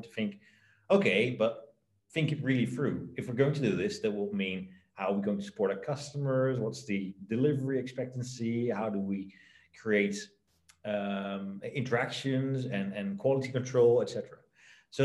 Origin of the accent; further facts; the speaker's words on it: Netherlands; I was born in the Netherlands, my parents are both entrepreneurs